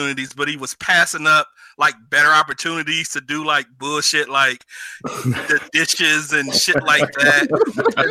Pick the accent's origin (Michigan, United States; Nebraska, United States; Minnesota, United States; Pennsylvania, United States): Michigan, United States; Detroit; I'm from Detroit